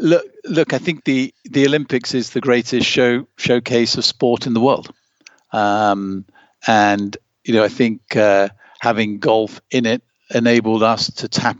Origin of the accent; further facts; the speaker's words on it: Germany; in the years when you and I grew up in East Germany, how important it was to win medals for the East Germans.